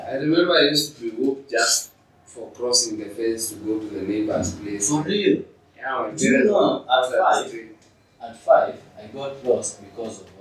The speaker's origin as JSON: {"language": "English", "town": "Eldoret", "region": "Uasin Gishu County", "country": "Kenya", "tie": "born there", "said": "So I was born apparently like um, in Eldoret."}